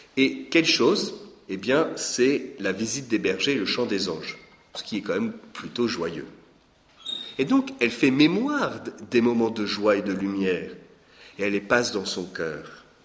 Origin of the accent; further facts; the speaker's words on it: Lorraine, Grand Est, France; moved away as an adult; also born or lived in Belgium; Je suis né en Lorraine, il y a 46 ans